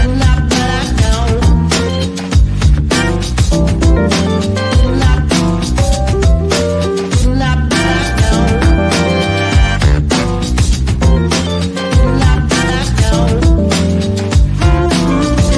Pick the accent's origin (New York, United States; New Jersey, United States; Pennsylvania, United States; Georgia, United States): New York, United States; Lackawanna; moved away; my hometown of Lackawanna, New York